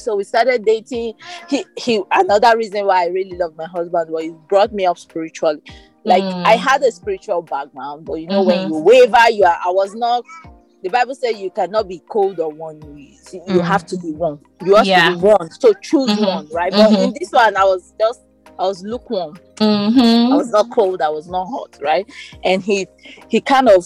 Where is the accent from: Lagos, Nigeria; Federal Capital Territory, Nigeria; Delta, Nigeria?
Federal Capital Territory, Nigeria; Abuja; We grew up in Abuja, went to the University of Abuja.